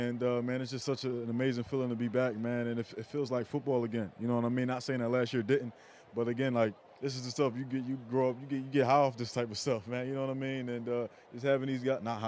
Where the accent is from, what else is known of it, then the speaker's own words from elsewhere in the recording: Philadelphia, Pennsylvania, United States; moved away as an adult; now in Boston, United States; I grew up in Philadelphia